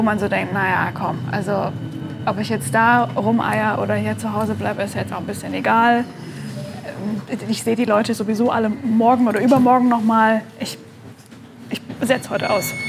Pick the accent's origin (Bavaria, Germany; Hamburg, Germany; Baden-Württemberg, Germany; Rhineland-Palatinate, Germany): Baden-Württemberg, Germany; near Stuttgart; moved away; also born or lived in Leipzig; ich bin in der Nähe von Stuttgart geboren, habe in Leipzig nur studiert